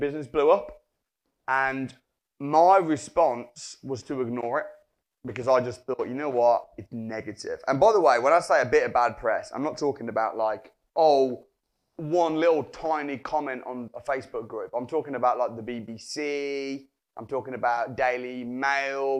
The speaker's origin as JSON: {"language": "English", "town": "Wolverhampton", "region": "West Midlands", "country": "United Kingdom", "said": "I'm from Wolverhampton"}